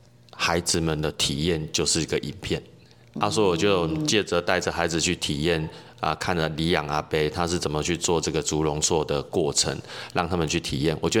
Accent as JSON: {"language": "Chinese", "region": "Kaohsiung", "country": "Taiwan", "moved": "as an adult", "lives_now": "Tainan, Taiwan", "said": "其实我是高雄人，"}